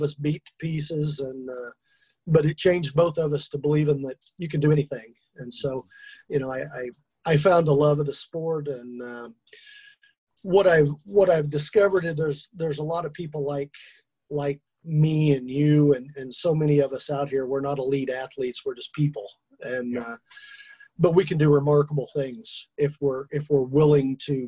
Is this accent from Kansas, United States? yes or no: yes; Kansas, United States; I'm from Kansas. We're a long way from the ocean